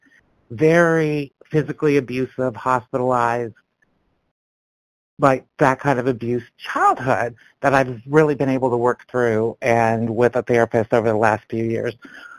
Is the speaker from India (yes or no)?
no; Canada; now in Georgia, United States; I'm in Georgia now, but I grew up in Canada